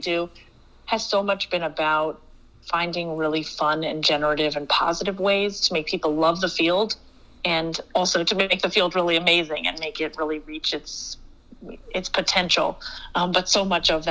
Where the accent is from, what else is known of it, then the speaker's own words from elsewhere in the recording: Atlanta, Georgia, United States; now in Chicago, United States; I'm born and raised in Atlanta